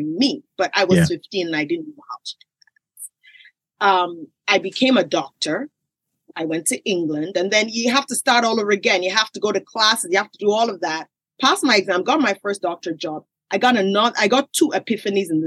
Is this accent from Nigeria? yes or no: yes; Nigeria; I grew up in Nigeria